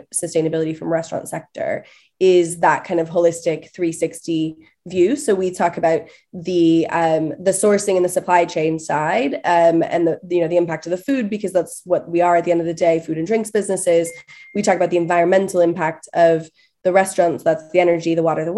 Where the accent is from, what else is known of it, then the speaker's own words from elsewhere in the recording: California, United States; now in United Kingdom; I'm from California originally